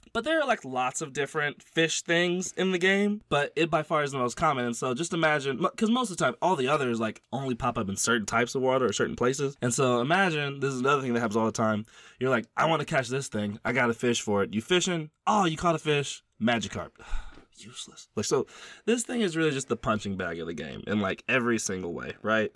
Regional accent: Louisiana, United States; I'm from Louisiana

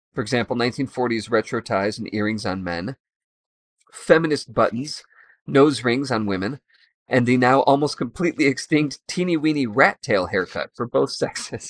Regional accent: Chicago, Illinois, United States; I'm from Chicago

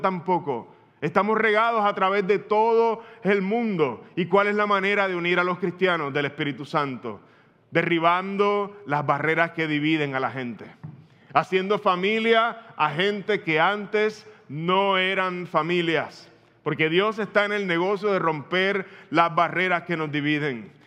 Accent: Puerto Rico; Tú y yo como puertorriqueños

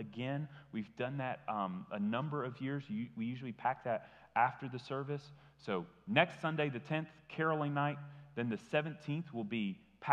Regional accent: Tennessee, United States; I grew up in Tennessee, but my family always lived in Indiana

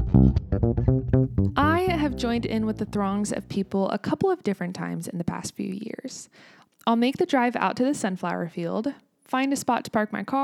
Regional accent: United States; also born or lived in Kansas

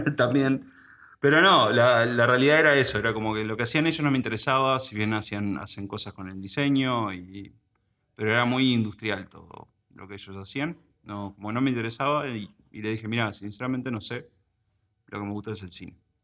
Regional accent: Uruguay; also born or lived in United States; Decidieron volver a, o sea, venir a Uruguay y quedarse a vivir acá. Y bueno, básicamente me formé acá

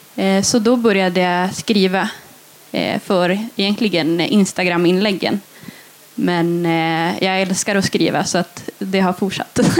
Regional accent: Gällivare, Norrbotten County, Sweden; also born or lived in Lautakoski, Junosando; jag är uppväxt i en by som heter Lautakoski utanför Junosando. Och jag har egentligen inte haft min post adresserad dit jag har alltid bott här i Gällivare

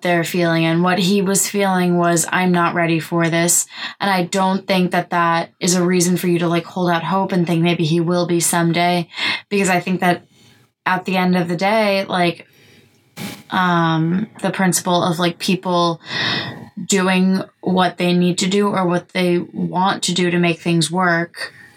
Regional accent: New York, United States; we are from New York

